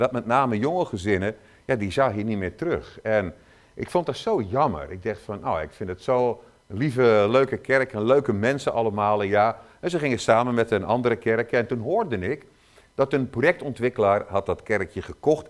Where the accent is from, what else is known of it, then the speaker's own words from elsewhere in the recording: Zeeland, Netherlands; ik kom uit Zeeland